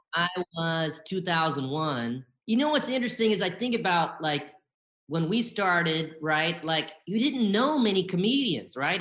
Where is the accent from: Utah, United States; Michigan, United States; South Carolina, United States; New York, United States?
South Carolina, United States; Bennettsville; also born or lived in Columbia, South Carolina; I grew up in South Carolina. I was born in uh, Columbia, South Carolina, and I grew up mostly in a small town called Bennettsville